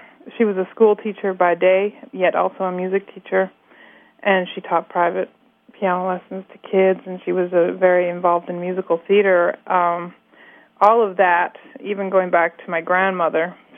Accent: Nanaimo, British Columbia, Canada; now in Montreal, Canada; we grew up in Cedar, which was this little tiny farm area south of the sort of mid-sized mill town by the name of Nanaimo that we grew up in.

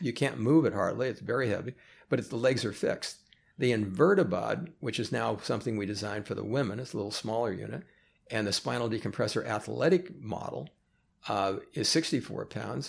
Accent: Oakland, California, United States; moved away as an adult; now in Los Angeles, United States; Born and raised in Oakland

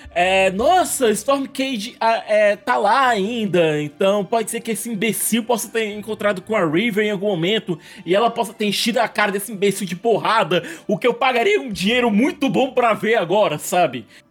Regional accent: Northeast Region, Brazil; eu também sou nordestino

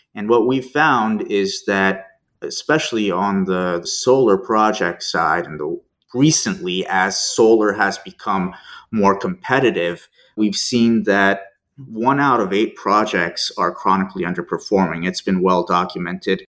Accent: Denver, Colorado, United States; moved away as an adult; also born or lived in Turkey / Tulsa, Oklahoma / Chicago / France; now in Houston, United States; Spent most of my childhood growing up in Denver.

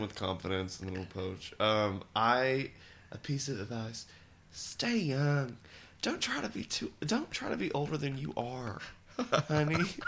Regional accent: Nashville, Tennessee, United States; I grew up in Nashville

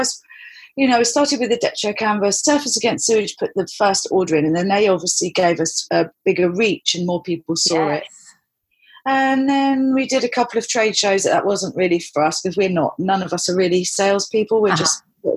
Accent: London, United Kingdom; also born or lived in Cornwall; now in Isle of Wight, United Kingdom; I'm from London originally

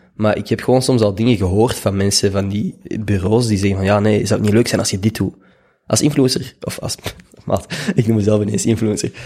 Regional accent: Schoten, Flanders, Belgium; moved away as an adult; also born or lived in Leuven; now in Brussels, Belgium; Ik ben opgegroeid in Schoten

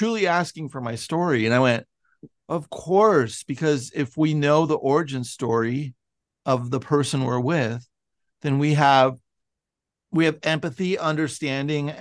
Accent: a suburb of San Francisco, California, United States; I'm from a sad suburb of San Francisco, and I grew up in the 1980s

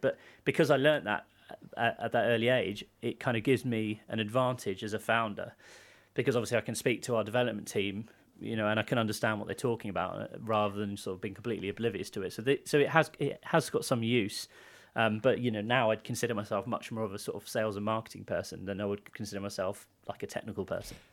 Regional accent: United Kingdom; I grew up near London

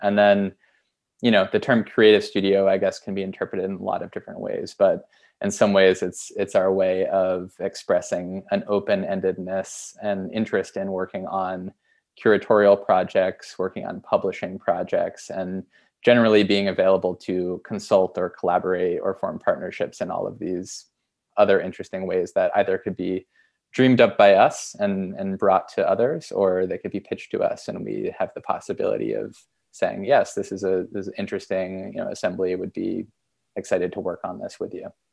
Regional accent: Essex, Vermont, United States; moved away; also born or lived in Boston; Vermont where I grew up near Burlington, a town called Essex.

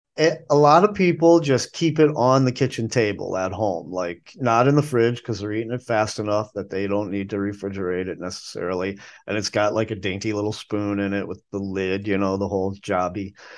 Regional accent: the North, United States; now in Nashville, United States; I grew up up north

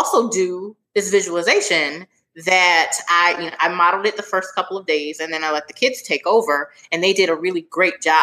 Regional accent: Philadelphia, Pennsylvania, United States; moved away as an adult; also born or lived in Washington, District of Columbia, United States; I'm from Philadelphia, so I went to high school in Philly, and then I was in DC for college

